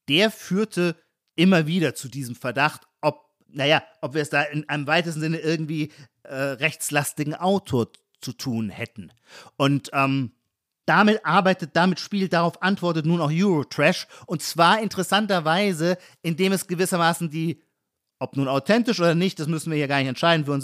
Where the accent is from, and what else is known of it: Heidelberg, Baden-Württemberg, Germany